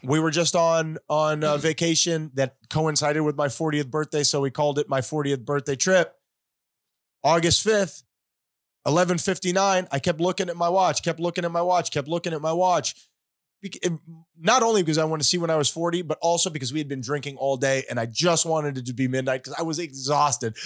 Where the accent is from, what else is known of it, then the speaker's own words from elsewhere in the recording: Hollywood, United States; we were growing up in Hollywood, we were not well off